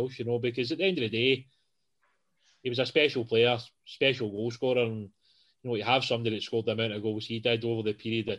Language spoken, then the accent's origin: English; Johnstone, Scotland, United Kingdom; Pretty sure where I grew up in Johnston